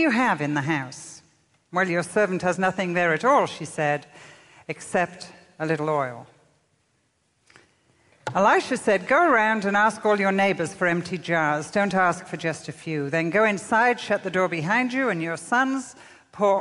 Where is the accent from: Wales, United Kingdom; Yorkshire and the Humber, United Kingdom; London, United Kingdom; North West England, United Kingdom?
North West England, United Kingdom; Liverpool; moved away; also born or lived in Morecambe, Lancaster; when I was growing up in England